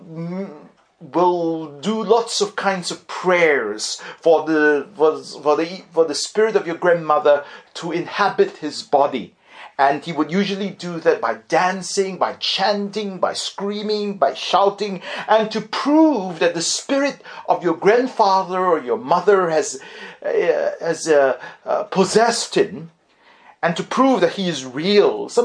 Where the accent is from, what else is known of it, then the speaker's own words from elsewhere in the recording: Singapore; I was growing up in Singapore